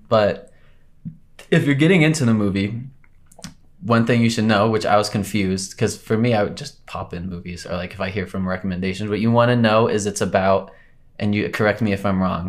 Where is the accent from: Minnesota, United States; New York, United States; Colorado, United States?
Colorado, United States; I'm from Colorado, born and raised.